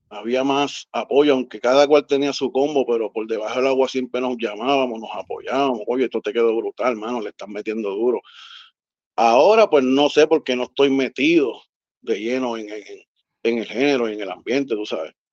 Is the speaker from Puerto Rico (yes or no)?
yes; Río Piedras, Puerto Rico; Yo soy de Río Piedras, exactamente de Gipro, del Puerto Rico. allá abajo, del barrio.